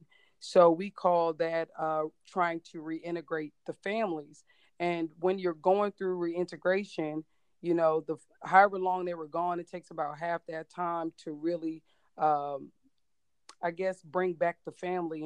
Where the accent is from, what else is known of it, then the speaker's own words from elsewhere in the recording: Cleveland, Ohio, United States; also born or lived in Hawaii / Georgia; now in Virginia, United States; I have lived in Virginia for about 4 years, originally from Cleveland, Ohio